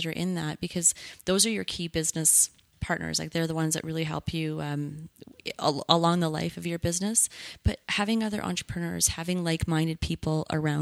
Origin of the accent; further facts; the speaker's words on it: Canada; as a Canadian